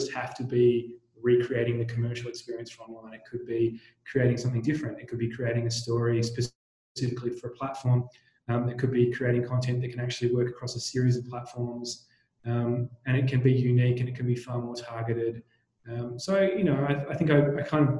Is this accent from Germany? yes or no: no; Tasmania, Australia; moved away; I actually grew up in Tasmania, you know, a small island down the bottom of Australia